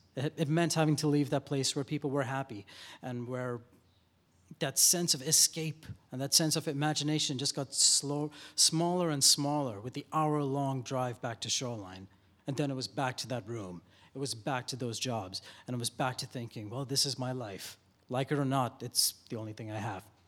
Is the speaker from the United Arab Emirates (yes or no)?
yes; Dubai, United Arab Emirates; moved away as an adult; now in Seattle, United States; I moved here from Dubai, where I was born in the early eighties